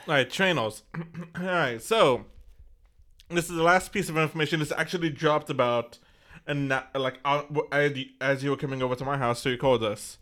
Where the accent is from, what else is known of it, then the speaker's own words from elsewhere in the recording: Texas, United States; we're from Texas